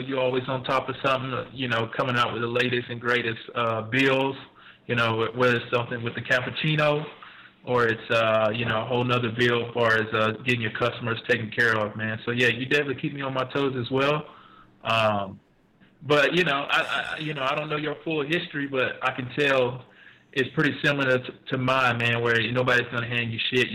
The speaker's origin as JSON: {"language": "English", "town": "Macon", "region": "Georgia", "country": "United States", "moved": "yes", "lives_now": "Atlanta, United States", "said": "I'm originally from Macon, Georgia, which is dead central Georgia"}